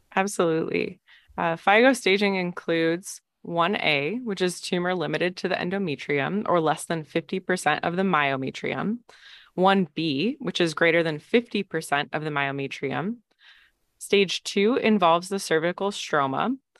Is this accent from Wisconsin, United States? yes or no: yes; Green Bay, Wisconsin, United States; moved away as an adult; also born or lived in Michigan / Madison, Wisconsin; now in Stanford, United States; from Green Bay, Wisconsin originally